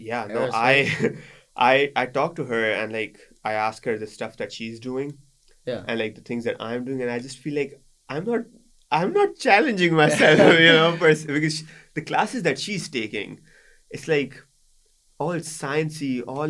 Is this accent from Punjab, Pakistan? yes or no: no; Karachi, Sindh, Pakistan; moved away as an adult; now in United States; I'm from Karachi in the south